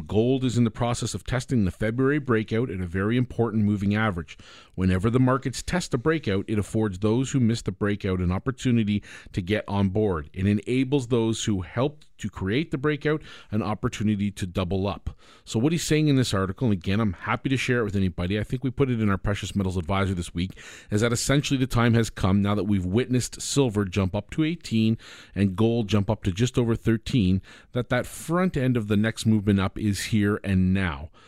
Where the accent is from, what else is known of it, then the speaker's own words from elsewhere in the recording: Canada; I'm a Canadian